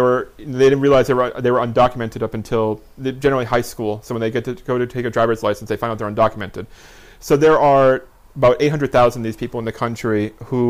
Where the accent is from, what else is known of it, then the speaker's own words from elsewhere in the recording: United States; moved away; also born or lived in Ramallah, West Bank; I'm an American. It's the only citizenship I have currently